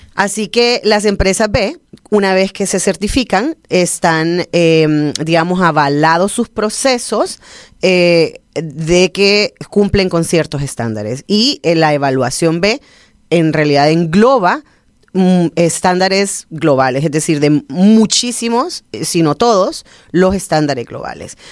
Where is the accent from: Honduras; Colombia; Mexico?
Honduras; somos bien catrachos